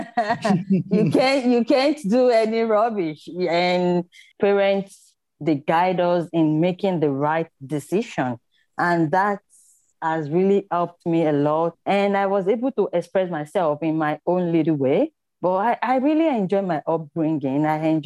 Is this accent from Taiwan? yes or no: no; Nigeria; moved away as an adult; now in Australia; growing up in Nigeria as a little girl was really good